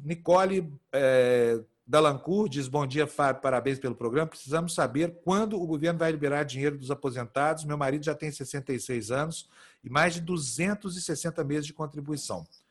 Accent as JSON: {"language": "Portuguese", "country": "Brazil", "said": "nós como brasileiros"}